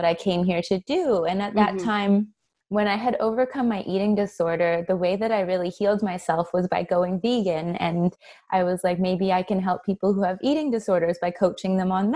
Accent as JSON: {"language": "English", "country": "Canada", "tie": "born or raised there", "moved": "as an adult", "lives_now": "Australia", "said": "I'm from Canada originally, but I moved here 8 years ago."}